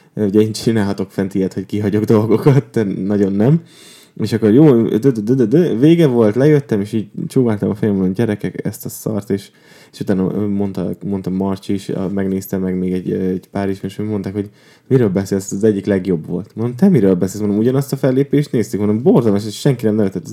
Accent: Tiszaújváros, Borsod-Abaúj-Zemplén, Hungary; now in Budapest, Hungary; én Tiszaújvárosban nőttem fel

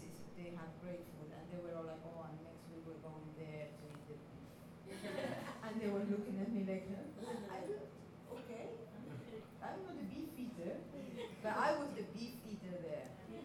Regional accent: Colombia; I come from Colombia, and I've been teased about the lack of taste of food in my country

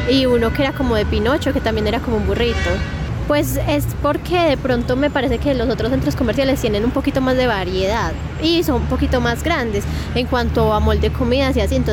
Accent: Manizales, Caldas, Colombia; Sí, sí, soy de Manizales y al Parque Caldas, la verdad no voy mucho, pero sí he ido.

